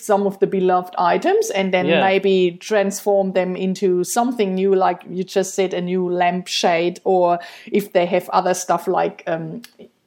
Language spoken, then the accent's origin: English; Germany; moved away; I'm from Germany